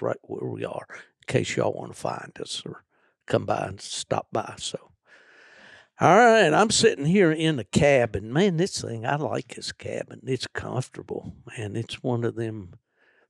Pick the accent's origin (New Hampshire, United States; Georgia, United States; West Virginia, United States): West Virginia, United States; now in Florida, United States; I was born and raised in West Virginia in the mountains